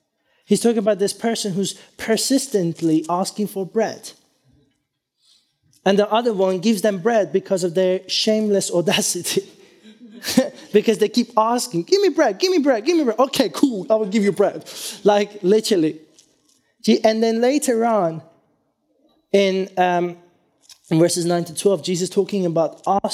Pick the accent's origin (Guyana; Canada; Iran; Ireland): Iran; born there; Many years ago, this is before I was born in Iran, I was told this story